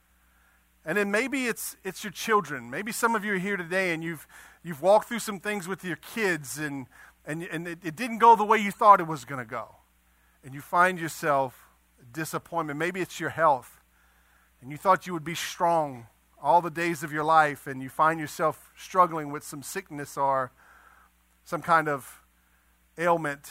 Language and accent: English; Eunice, Louisiana, United States; I'm from Eunice